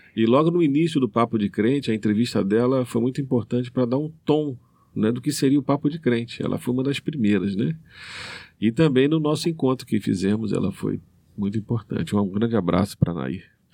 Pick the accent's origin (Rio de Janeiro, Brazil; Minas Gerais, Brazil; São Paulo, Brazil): Rio de Janeiro, Brazil; moved away as an adult; now in Maranhão, Brazil; Eu sou carioca de origem, estou há 25 anos no, é, aqui no Maranhão.